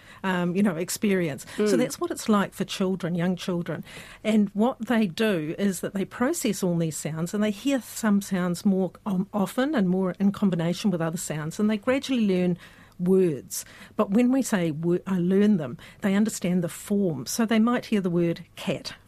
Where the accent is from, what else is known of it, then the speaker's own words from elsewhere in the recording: Hokitika, West Coast, New Zealand; I grew up in Hokitika